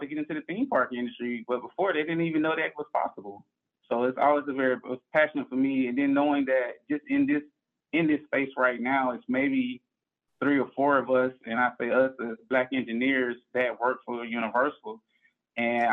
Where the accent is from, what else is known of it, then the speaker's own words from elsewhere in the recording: Orlando, Florida, United States; I come from Orlando, born and raised, and I grew up in the inner city of Orlando in the Paramore area